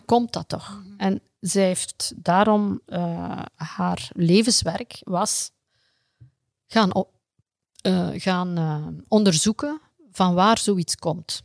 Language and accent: Dutch; Flanders, Belgium